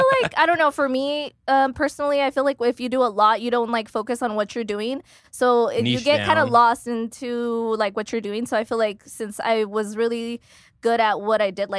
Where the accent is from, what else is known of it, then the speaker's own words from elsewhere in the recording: Central Valley, California, United States; moved away as an adult; also born or lived in Sacramento / Texas; So I was born and raised in the Central Valley.